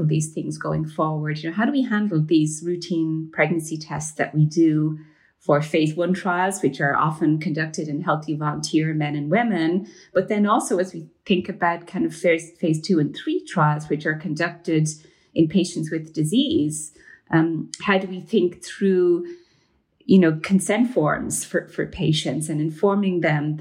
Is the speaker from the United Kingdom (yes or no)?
no; Ireland; moved away as an adult; I grew up in Ireland. I did my medical training in Ireland before the legalization of abortion